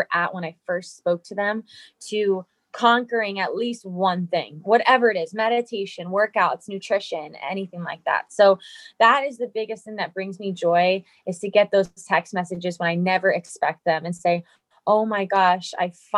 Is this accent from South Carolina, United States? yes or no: no; New Jersey, United States; also born or lived in East Coast; I'm from New Jersey